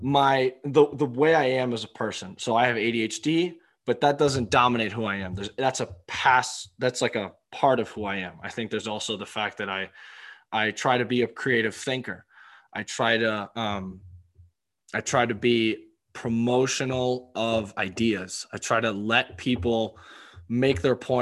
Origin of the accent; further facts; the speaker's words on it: Maryland, United States; I'm from Maryland